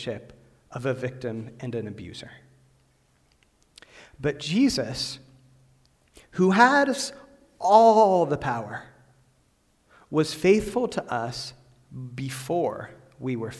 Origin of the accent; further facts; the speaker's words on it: Western Pennsylvania, United States; I grew up in Western Pennsylvania, about 40 minutes from Pittsburgh, about 10 minutes from St. Vincent College